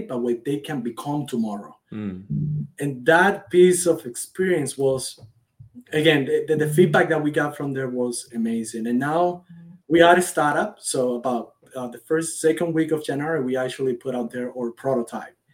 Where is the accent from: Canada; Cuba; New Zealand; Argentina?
Cuba; moved away as an adult; now in United States; I was born and raised in Cuba. I've been in this country for about 10 years